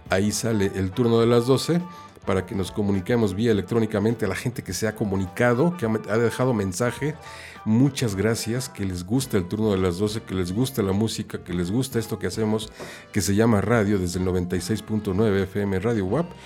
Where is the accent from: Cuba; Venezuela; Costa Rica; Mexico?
Mexico; now in Ireland; estoy viviendo en Irlanda, pero bueno, soy mexicano